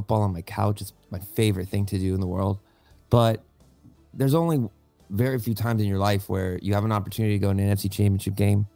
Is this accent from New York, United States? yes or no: no; Los Angeles, California, United States; I grew up in Los Angeles.